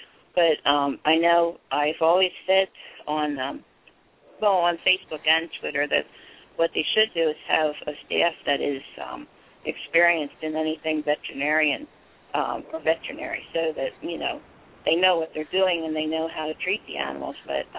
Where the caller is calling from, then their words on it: Pottstown, Pennsylvania, United States; I'm from Pottstown, Pennsylvania. Not too far from Philly.